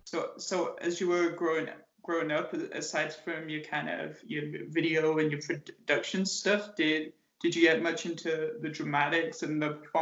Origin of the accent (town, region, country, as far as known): England, United Kingdom; born or raised there; moved away